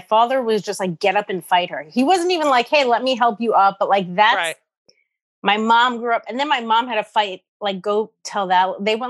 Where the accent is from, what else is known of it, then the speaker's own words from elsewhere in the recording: New York City, New York, United States; I grew up in Morris Park.